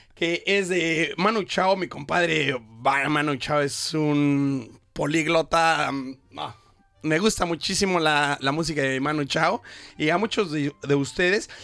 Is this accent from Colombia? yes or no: no; Toluca, State of Mexico, Mexico; moved away as an adult; also born or lived in Metepec; now in Brisbane, Australia; Aunque vivía en Metepec, Estado de México, pero toda mi familia es de Ciudad de México. Pero yo nací en Toluca